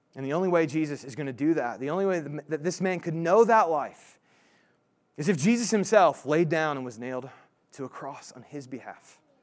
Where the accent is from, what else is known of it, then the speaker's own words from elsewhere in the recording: Indiana, United States; moved away; I'm from Indiana originally